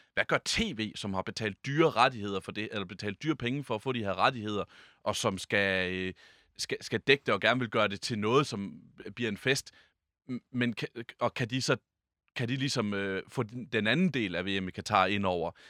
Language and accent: Danish; Jutland, Denmark; vi er jo nogle jyder her